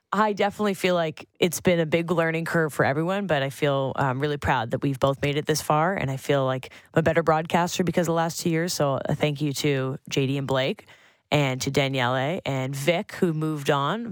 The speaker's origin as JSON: {"language": "English", "town": "Sutton", "region": "Ontario", "country": "Canada", "tie": "born or raised there", "said": "Sutton, my hometown"}